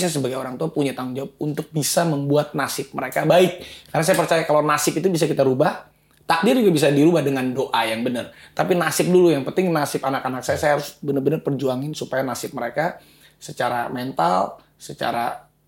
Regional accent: Bandung, West Java, Indonesia; saya asalnya dari Bandung.

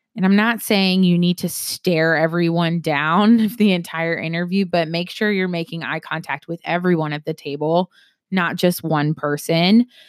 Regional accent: South Carolina, United States; I am from South Carolina

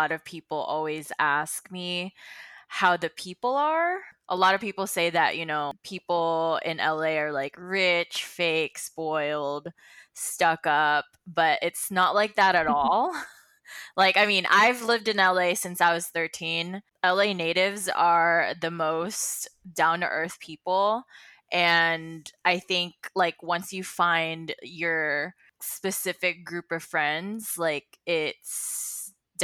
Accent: Philippines; now in Los Angeles, United States; I grew up in the Philippines

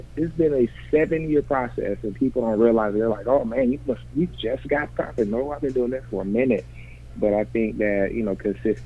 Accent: Mintville, Georgia, United States; now in Atlanta, United States; I currently live in Atlanta by way of Mintville, Georgia.

